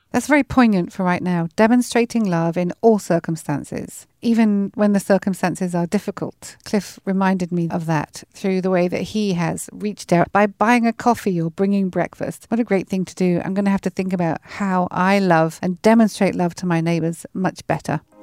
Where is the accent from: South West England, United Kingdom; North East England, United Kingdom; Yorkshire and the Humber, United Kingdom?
South West England, United Kingdom; Weymouth; moved away; we are sitting here in a village just outside of Weymouth in Dorset, which is my hometown